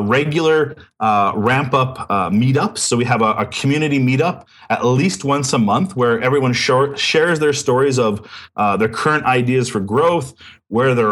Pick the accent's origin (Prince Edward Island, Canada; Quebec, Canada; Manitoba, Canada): Manitoba, Canada; Winnipeg; I was born and raised in Winnipeg